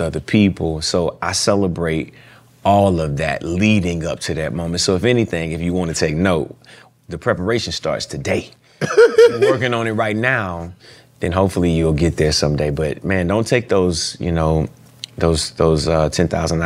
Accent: Dallas, Texas, United States; I was born in Dallas, Texas

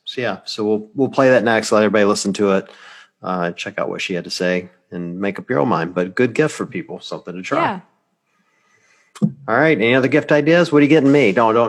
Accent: Deep South, United States; moved away; I grew up in the Deep South

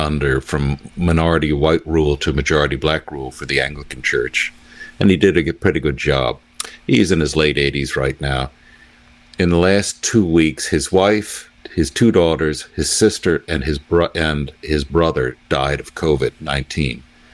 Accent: United States; I'm still an American, even though I disagree with the government's in Washington's policies.

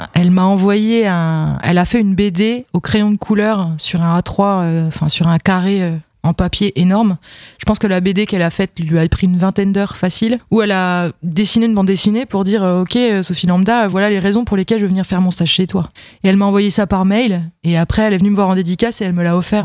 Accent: Vesoul, Bourgogne-Franche-Comté, France; accent: Franc-comtois; moved away; also born or lived in Besançon; je suis de Vesoul

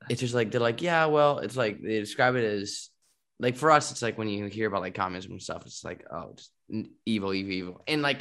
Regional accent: United States; moved away as an adult; I'm like the American

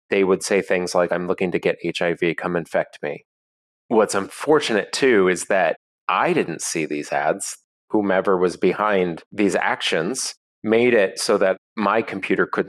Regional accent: Seattle, Washington, United States; I'm in my hometown of Seattle

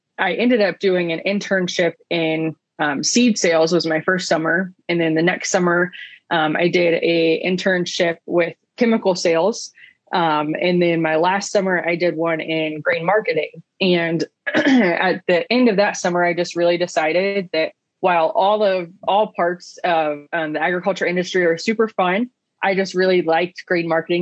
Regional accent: Southwest Ohio, United States; I grew up in Southwest Ohio

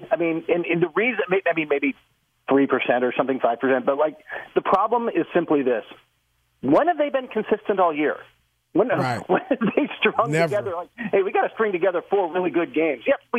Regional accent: California, United States; I grew up in Southern California. I grew up on that rivalry

